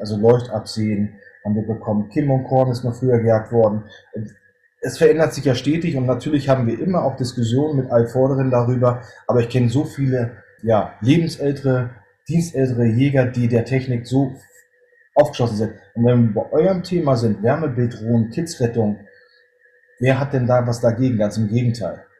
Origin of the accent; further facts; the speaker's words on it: Northern Germany, Germany; Ich bin äh, Norddeutscher, bin 46 Jahre alt